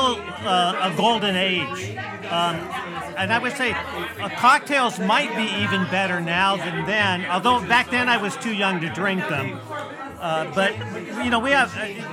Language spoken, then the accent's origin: English; Southern California, United States; growing up in Southern California in the 60s, tiki culture was everywhere.